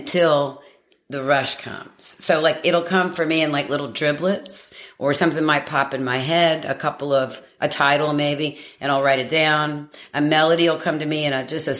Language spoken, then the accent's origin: English; Madison, North Carolina, United States; moved away as an adult; also born or lived in Radford, Virginia / New York; now in Surf City, United States; we moved to Madison, North Carolina, tiny town outside of Greensboro, and I was raised there